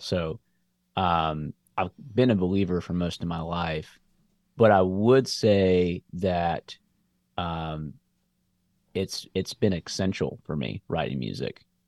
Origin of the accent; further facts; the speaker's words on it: Columbia, United States; also born or lived in Memphis; moved back to Columbia